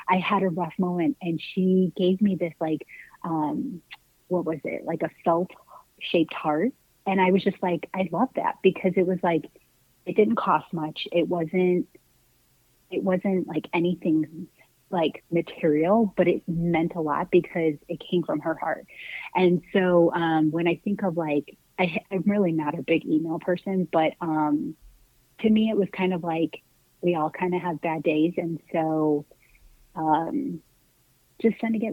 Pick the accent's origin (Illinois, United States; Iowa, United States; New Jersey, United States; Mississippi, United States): Illinois, United States; Chicago; now in Phoenix, United States; I'm from the Chicagoland area